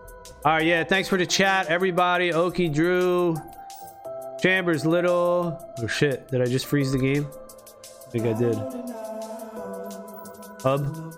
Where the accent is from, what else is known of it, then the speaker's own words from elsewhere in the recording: Philippines; I'm Filipino too, and my parents pressure me if